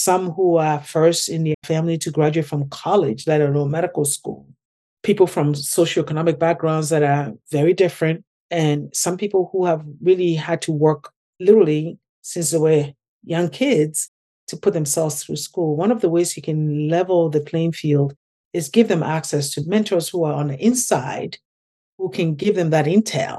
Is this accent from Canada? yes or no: no; Ghana; now in United States; my experience growing up in Ghana